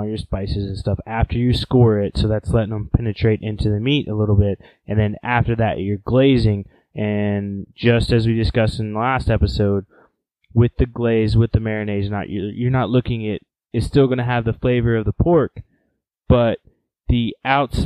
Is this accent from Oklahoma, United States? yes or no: yes; Oklahoma, United States; moved away; I'm from Oklahoma originally